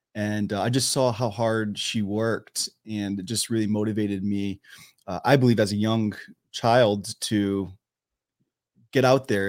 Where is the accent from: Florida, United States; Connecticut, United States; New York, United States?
Connecticut, United States; Wallingford; moved away as an adult; also born or lived in Philadelphia, Pennsylvania; now in San Diego, United States; I was born and raised in Wallingford, Connecticut